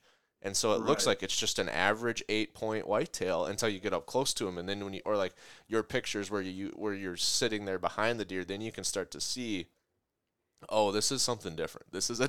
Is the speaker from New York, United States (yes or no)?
no; Minnesota, United States; I'm from Minnesota, so you get, a different look in Minnesota, Iowa, Wisconsin, Canada.